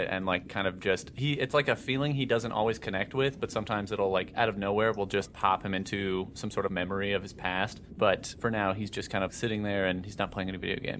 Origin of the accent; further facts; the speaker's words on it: Colorado, United States; I'm from Colorado